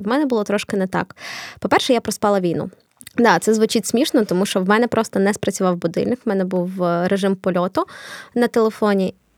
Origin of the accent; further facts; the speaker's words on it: Kharkiv, Kharkiv Oblast, Ukraine; first language Russian; Ukrainian is a second language; Я з Харкова